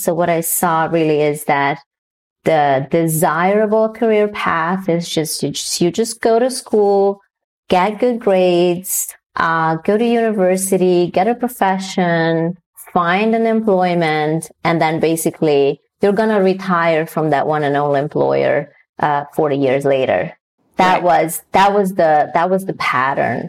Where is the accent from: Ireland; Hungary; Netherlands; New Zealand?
Hungary; moved away; also born or lived in Newfoundland; I was born and raised in Hungary